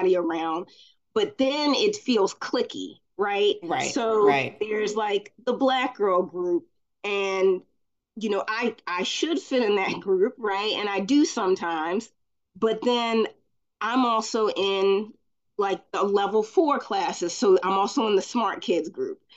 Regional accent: Baltimore, Maryland, United States; also born or lived in Glen Burnie, Maryland; So I'm from Maryland. I'm from Glen Burnie, Baltimore area. And I lived in Baltimore, but I went to school in Glen Burnie

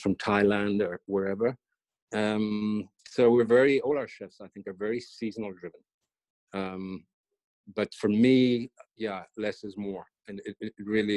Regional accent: Ireland; I was brought up in Ireland

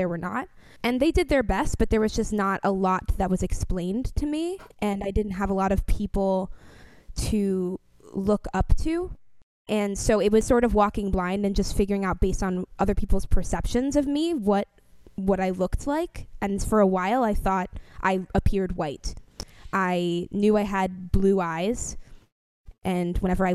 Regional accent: New York City, New York, United States; now in Washington, D.C., United States; The area that I grew up in the Bronx was primarily Jewish

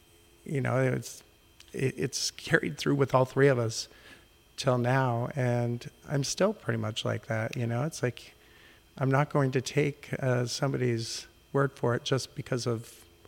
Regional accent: Rapid City, South Dakota, United States; born there; also born or lived in Guam; Well, I was born on Ellsworth Air Force Base outside Rapid City, South Dakota. And that's where my father had met my mother.

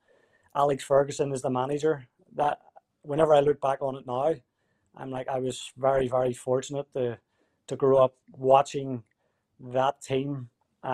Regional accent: Belfast, Northern Ireland, United Kingdom; moved away as an adult; also born or lived in Canada; now in Winnipeg, Canada; growing up in Belfast, the area that I grew up

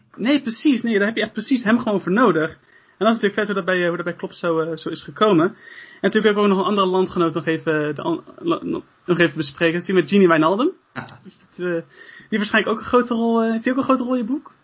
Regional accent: Netherlands; wij als als, ja, als Nederlanders

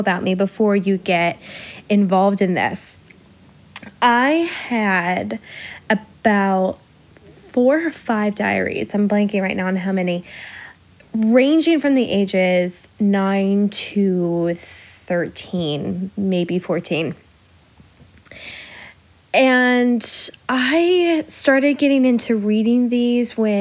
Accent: Illinois, United States; accent: Midwest; I'm from Illinois. My Midwest accent is going to pop out at times

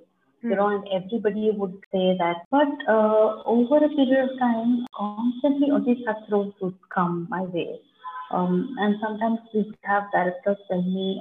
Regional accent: Bangalore, Karnataka, India; I am basically from Bangalore

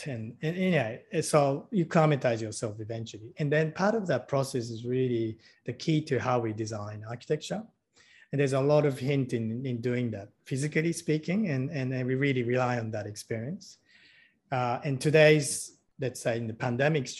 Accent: Tokyo, Japan; moved away; I grew up in Tokyo, you know, in Japan

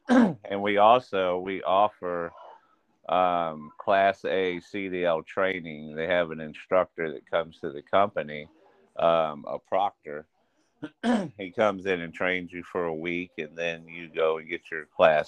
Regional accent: Ocala, Florida, United States; moved away as an adult; now in Kalamazoo, United States; Born and raised in Ocala, Florida.

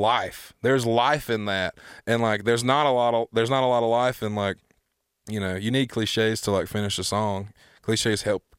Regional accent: the South, United States; because like I am, you know, I am from the South.

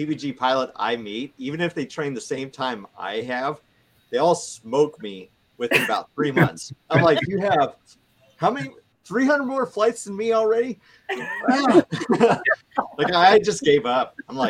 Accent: North Dakota, United States; also born or lived in Minnesota; I'm from Minnesota, or I went to college in Minnesota, and I'm from North Dakota.

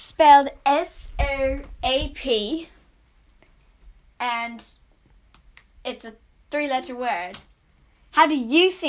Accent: United States; we're American.

